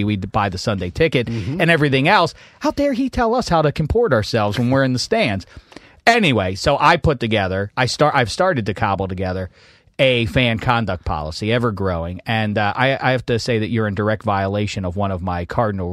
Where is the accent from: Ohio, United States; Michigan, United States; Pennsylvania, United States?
Pennsylvania, United States; Pittsburgh; When I was growing up in Pittsburgh